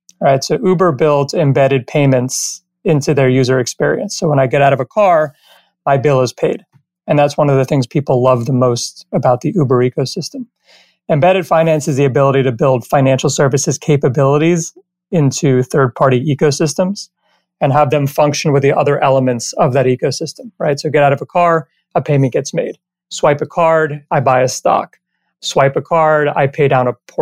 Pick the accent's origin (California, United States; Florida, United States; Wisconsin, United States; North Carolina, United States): Florida, United States; Miami; moved away as an adult; also born or lived in Maryland / Ithaca, New York / New York City; now in Los Angeles, United States; So I grew up in Miami, went to undergrad at University of Maryland, grad school at Cornell, spent 13, 14 years in New York, and then moved out to Los Angeles, and that's where I reside today